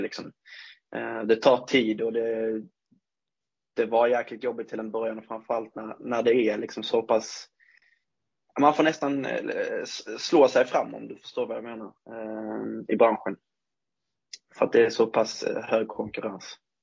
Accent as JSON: {"language": "Swedish", "town": "Ängelholm", "region": "Skåne", "country": "Sweden", "tie": "born or raised there", "also_born_or_lived": "Munka-Ljungby", "moved": "as an adult", "lives_now": "Örnsköldsvik, Sweden", "said": "uppväxten skedde väl i Ängelholm från och med två, tre års ålder egentligen. Fram tills, ja, jag flyttade hit då eh, när jag var 21"}